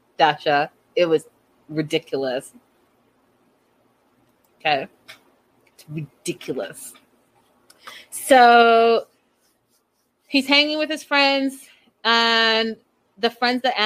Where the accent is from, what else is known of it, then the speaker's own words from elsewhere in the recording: Canada; as a Canadian